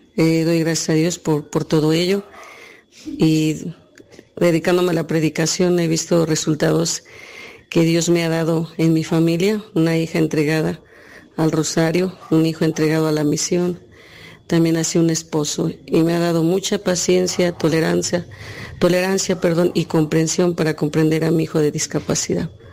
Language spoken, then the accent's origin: Spanish; Texcoco, State of Mexico, Mexico; soy de aquí de San Felipe, Texcoco, México.